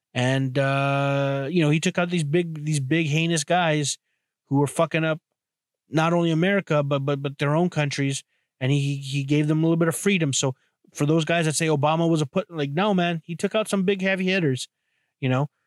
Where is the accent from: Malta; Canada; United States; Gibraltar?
Canada; as a Canadian